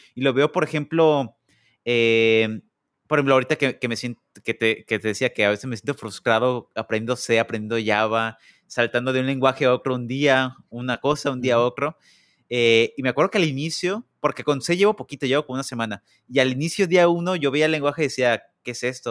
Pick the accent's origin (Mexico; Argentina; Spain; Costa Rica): Mexico; now in United States; soy el único mexicano